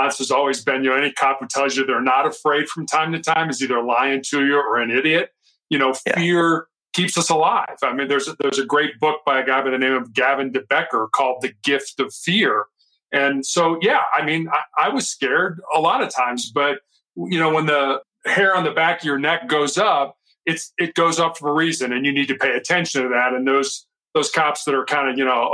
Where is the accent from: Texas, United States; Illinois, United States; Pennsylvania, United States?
Illinois, United States; Chicago; also born or lived in Charleston, South Carolina; I am born and raised in Chicago